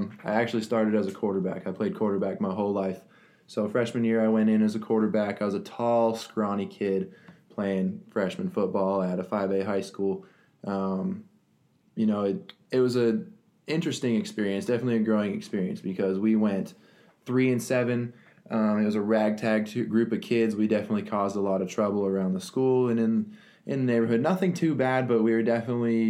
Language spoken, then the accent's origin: English; Littleton, Colorado, United States; now in Texas, United States; I grew up in Littleton, Colorado, a suburb outside of Denver.